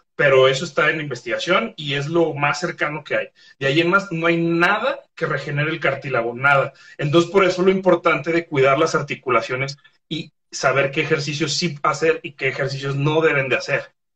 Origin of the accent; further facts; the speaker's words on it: Guadalajara, Jalisco, Mexico; soy de Guadalajara